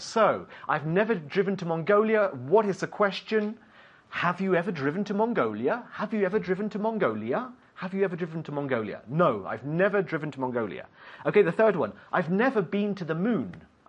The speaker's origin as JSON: {"language": "English", "country": "United Kingdom", "said": "I'm British, so we'll say lorry."}